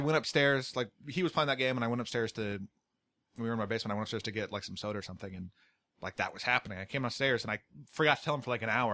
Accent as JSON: {"language": "English", "country": "United States", "said": "I'm American"}